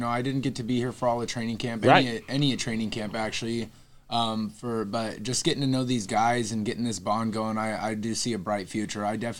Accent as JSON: {"language": "English", "town": "Tacoma", "region": "Washington", "country": "United States", "moved": "yes", "lives_now": "San Antonio, United States", "said": "I'm from Tacoma, Washington."}